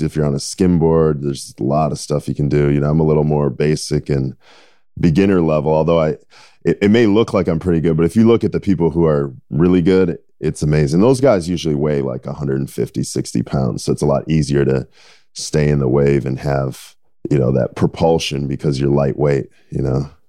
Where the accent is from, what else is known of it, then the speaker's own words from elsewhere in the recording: Minnesota, United States; growing up in Minnesota